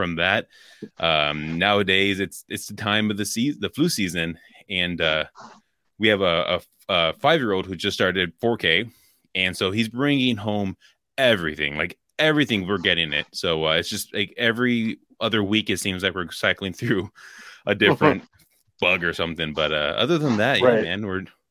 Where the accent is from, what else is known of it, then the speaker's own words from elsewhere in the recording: California, United States; we were season ticket holders when I grew up in California.